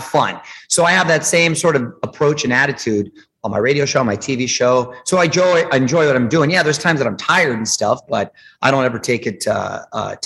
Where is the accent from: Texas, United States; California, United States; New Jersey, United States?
California, United States; Chula Vista; I grew up in Chula Vista, which is the border town to Tijuana